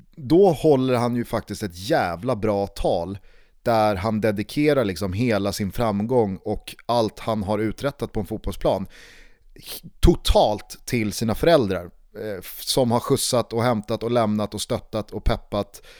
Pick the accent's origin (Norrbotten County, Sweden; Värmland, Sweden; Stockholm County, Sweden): Stockholm County, Sweden; Stockholm; hemma i Vällingby när jag och mamma och pappa och Isak